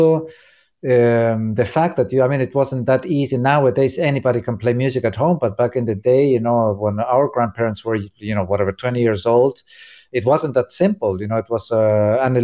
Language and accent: English; Córdoba, Argentina; now in New York, United States; my hometown in Argentina, Cordoba